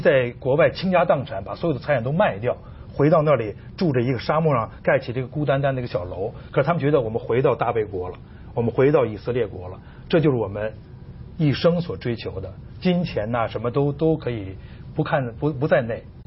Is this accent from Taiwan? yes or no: no; China; 我们中国人